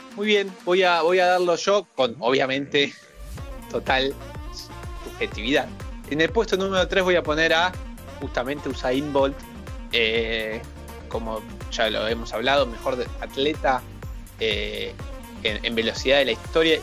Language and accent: Spanish; Argentina; nosotros somos argentinos